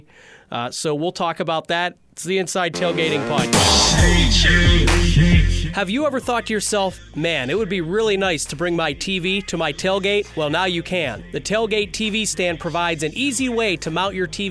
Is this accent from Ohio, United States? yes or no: yes; Youngstown, Ohio, United States; also born or lived in Pittsburgh area, Pennsylvania; I'm from the Youngstown area, Ohio